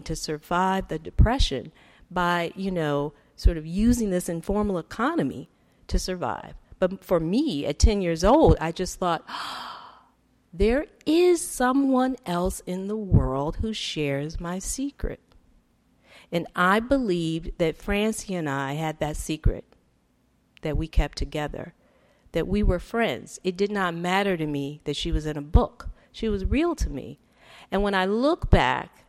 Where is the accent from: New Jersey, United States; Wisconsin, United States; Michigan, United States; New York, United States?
Michigan, United States; Detroit; I grew up in Detroit